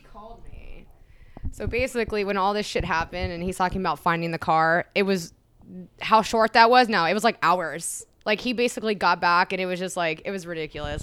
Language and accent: English; Sacramento, California, United States; I'm from Sacramento